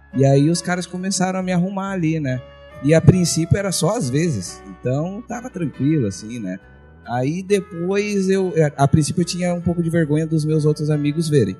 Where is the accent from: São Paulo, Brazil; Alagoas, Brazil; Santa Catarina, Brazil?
São Paulo, Brazil; Diadema; moved away; eu sou do ABC lá de São Paulo